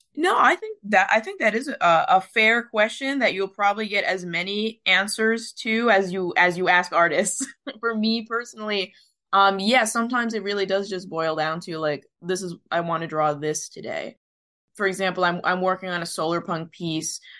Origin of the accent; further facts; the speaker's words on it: Philippines; as a Filipino myself